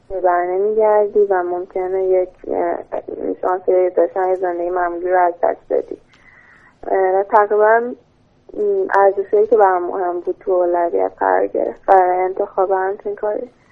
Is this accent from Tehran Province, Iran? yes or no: yes; Tehran, Tehran Province, Iran